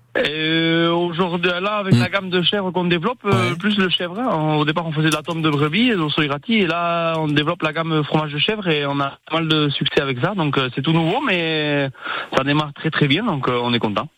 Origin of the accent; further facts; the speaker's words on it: Ariège, Occitania, France; moved away as an adult; now in Moncayolle, France; je suis originaire d'Ariège